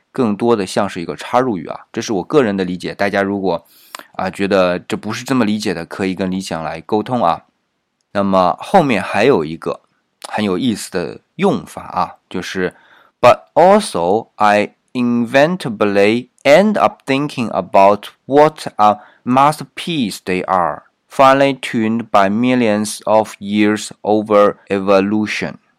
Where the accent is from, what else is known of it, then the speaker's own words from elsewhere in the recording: China; 我们中国人一般就不会想到这么做啊